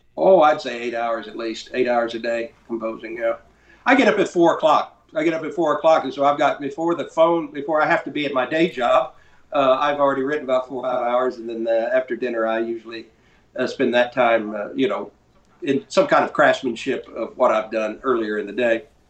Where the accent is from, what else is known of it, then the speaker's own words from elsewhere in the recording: North Carolina, United States; also born or lived in Fort Lauderdale, Florida; now in Texas, United States; I, grew up in North Carolina. I live in Texas